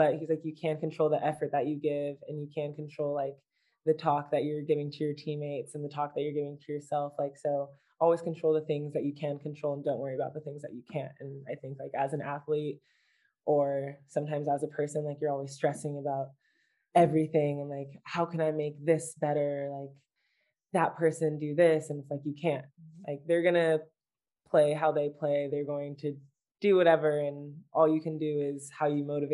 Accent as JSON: {"language": "English", "country": "United States"}